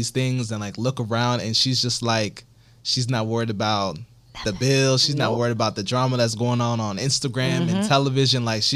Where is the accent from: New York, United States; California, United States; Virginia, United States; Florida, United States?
Florida, United States; Miami; I'm from Miami